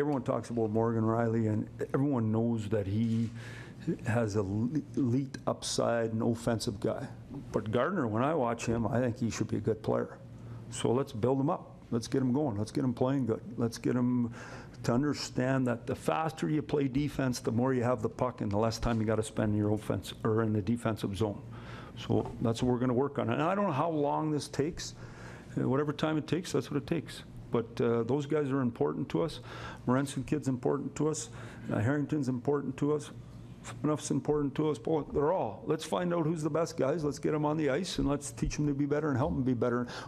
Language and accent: English; Saskatoon, Saskatchewan, Canada; also born or lived in Red Deer; now in Toronto, Canada; from Saskatoon